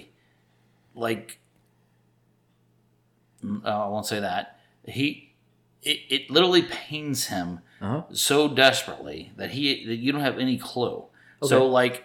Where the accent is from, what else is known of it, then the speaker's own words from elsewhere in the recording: England, United Kingdom; moved away; I grew up in England